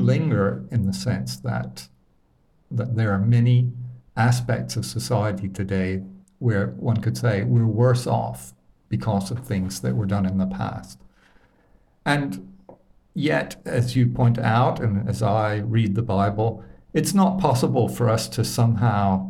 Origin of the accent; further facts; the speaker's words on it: Alabama, United States; I grew up in Alabama